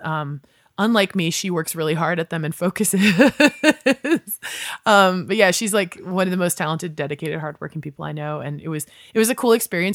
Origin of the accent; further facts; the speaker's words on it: West Virginia, United States; moved away as an adult; also born or lived in New Orleans / Sacramento / New York City; now in Los Angeles, United States; growing up in West Virginia, I thought, oh, well, I'm a weirdo goth kid